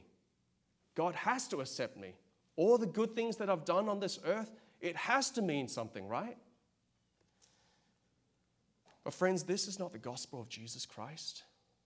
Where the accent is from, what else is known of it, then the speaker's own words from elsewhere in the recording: Australia; now in United States; I'm from Australia